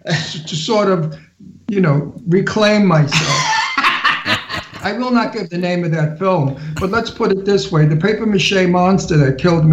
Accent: Long Island, New York, United States; also born or lived in Bayside, Queens; now in Palm Springs, United States; I'm from Long Island

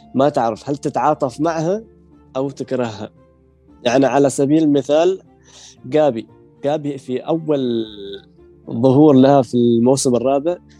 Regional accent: Oman; من سلطنة

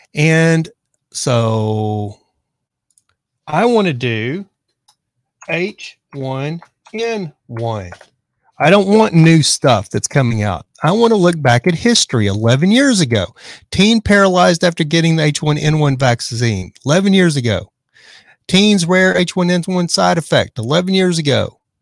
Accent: Texas, United States; now in Los Angeles, United States; I live in Los Angeles, but I grew up in Texas

